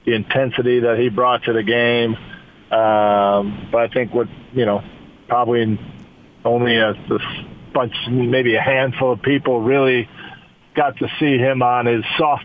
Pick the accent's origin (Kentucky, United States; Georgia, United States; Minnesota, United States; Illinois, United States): Illinois, United States; Chicago; I grew up in Chicago